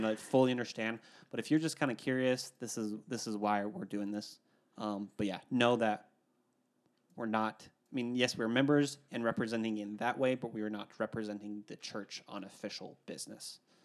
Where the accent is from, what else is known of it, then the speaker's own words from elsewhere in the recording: Idaho, United States; I'm speaking this from Idaho specifically, where I grew up